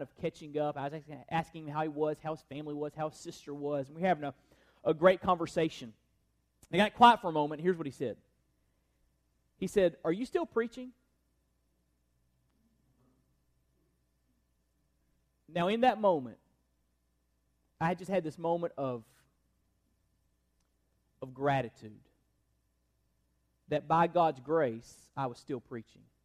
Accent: Perry, Florida, United States; moved away; we were in my hometown of Perry, Florida

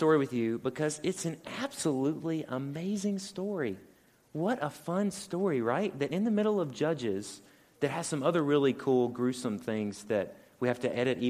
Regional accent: Mississippi Delta, United States; I'm from the Delta

